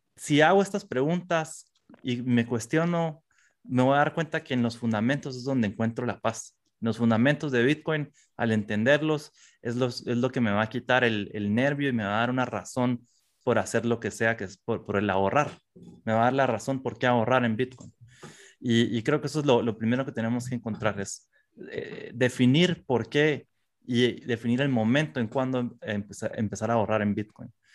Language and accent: Spanish; Guatemala; como guatemaltecos específicamente, como centroamericanos